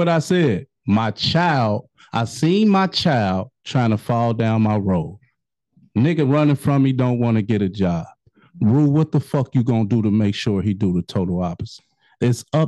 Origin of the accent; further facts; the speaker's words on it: Chicago, Illinois, United States; moved away; also born or lived in Cincinnati / Kentucky; I'm from Chicago